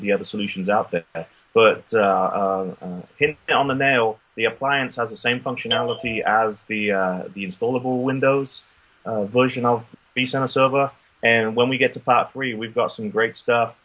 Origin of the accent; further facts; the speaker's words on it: United Kingdom; now in Austin, United States; I'm originally from the motherland like you with the UK